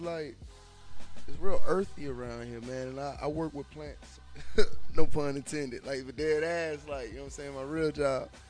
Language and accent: English; Ohio, United States; now in Atlanta, United States; I'm from Ohio